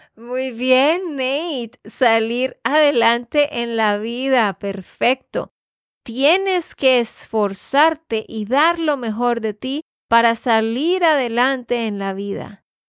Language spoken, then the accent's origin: Spanish; Santander, Colombia; de Santander, Colombia